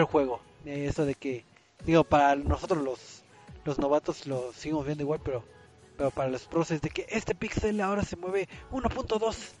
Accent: Mexico; aquí en México

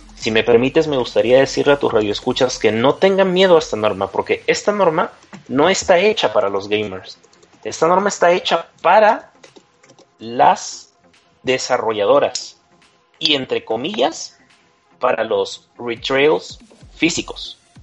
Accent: Peru; moved away as an adult; now in Mexico; yo soy de Perú, pero ahora migro aquí, ya estoy viviendo aquí en, estado, en México.

